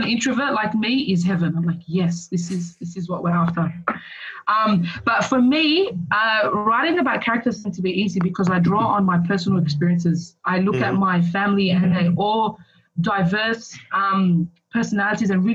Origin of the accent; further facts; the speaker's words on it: Sydney, New South Wales, Australia; I grew up in Punchbowl. I went to school in Punchbowl.